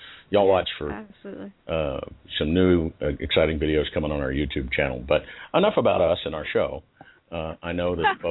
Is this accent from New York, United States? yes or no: no; Liberal, Kansas, United States; I was born in Liberal, Kansas